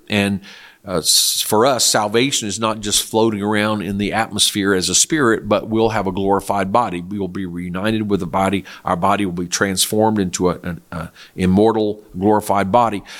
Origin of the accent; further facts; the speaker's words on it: South Korea; moved away; I was raised in Korea